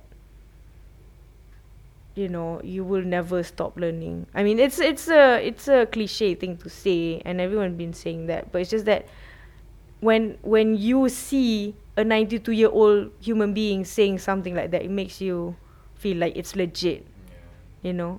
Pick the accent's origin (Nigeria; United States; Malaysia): Malaysia